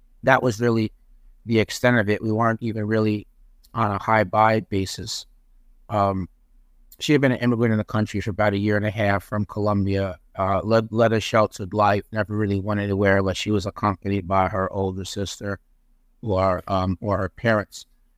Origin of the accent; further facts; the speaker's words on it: Peekskill, New York, United States; also born or lived in North Tarrytown; I was born in North Tarrytown, which, of course, later became known as Sleepy Hollow. I grew up in Peekskill, New York, which is in Westchester County, New York. So it was the suburbs, population of approximately 25,000 people.